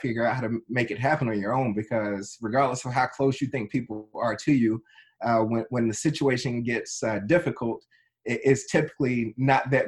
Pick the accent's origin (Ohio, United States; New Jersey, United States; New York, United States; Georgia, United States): New Jersey, United States; Trenton; I was born in Trenton, New Jersey, very inner city environment